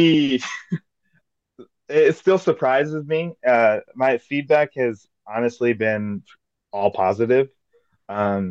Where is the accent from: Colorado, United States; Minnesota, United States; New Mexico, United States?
Minnesota, United States; West St. Paul; I'm from West St. Paul, Minnesota